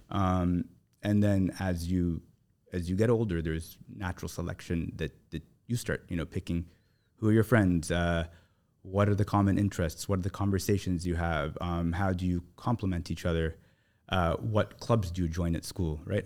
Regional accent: Toronto, Ontario, Canada; moved away as an adult; now in Abu Dhabi, United Arab Emirates; I grew up in Toronto

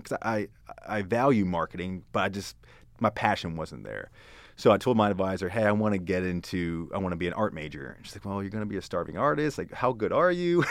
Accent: Hanover, Pennsylvania, United States; moved away as an adult; also born or lived in Baltimore / North Carolina; now in Texas, United States; grew up in Pennsylvania

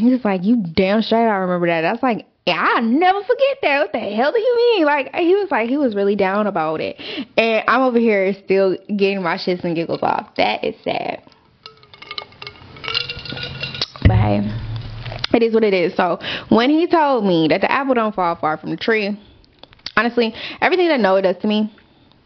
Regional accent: Austin, Texas, United States; moved away as an adult; now in Dallas, United States; I'm from Austin

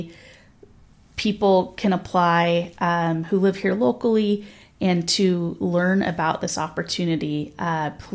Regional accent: Los Angeles, California, United States; now in Santa Barbara, United States; I'm from Los Angeles

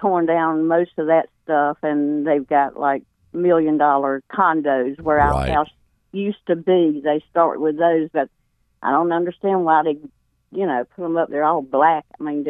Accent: Raleigh, North Carolina, United States; now in Willow Spring, United States; I grew up in Raleigh, and actually we lived right across the street from St. Mary's College.

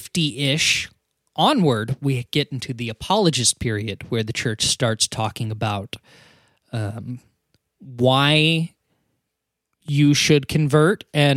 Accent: United States; I'm not sorry. Because I'm American.

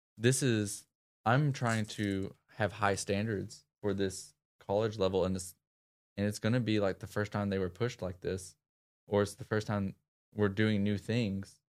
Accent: Clarendon, Arkansas, United States; my upbringing was a small town, uh, named Clarendon, Arkansas

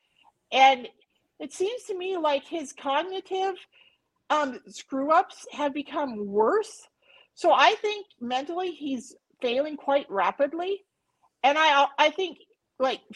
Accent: United States; I grew up near the Canadian border, and we were friends with a lot of Canadians

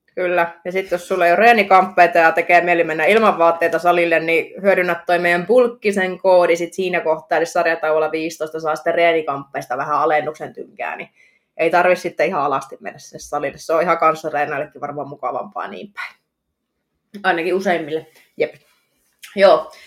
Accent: Oulu, North Ostrobothnia, Finland; Mäkin oon syntynyt Oulussa

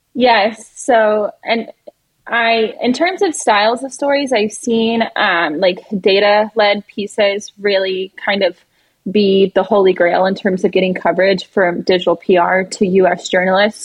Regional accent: the American South, United States; now in New York City, United States; I'm from the American South where we kind of have southern hospitality

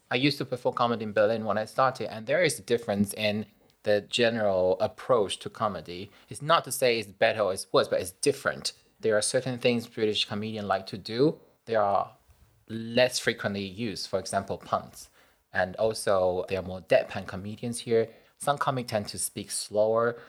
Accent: Taiwan; I'm from Taiwan

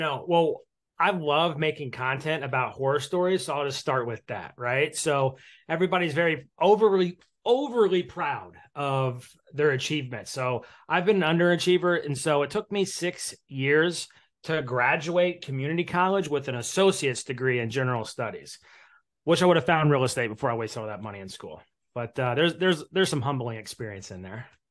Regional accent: Indiana, United States; my first real investment property was a quadplex in Indiana, in my hometown

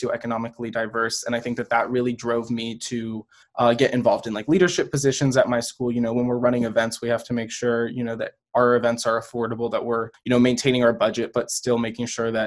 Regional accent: Fairfax County, Northern Virginia, United States; I'm from Northern Virginia in Fairfax County.

